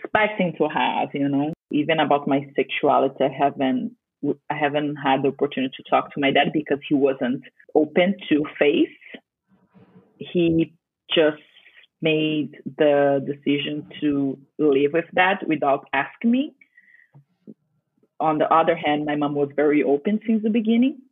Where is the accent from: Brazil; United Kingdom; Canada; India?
Brazil; I'm from Brazil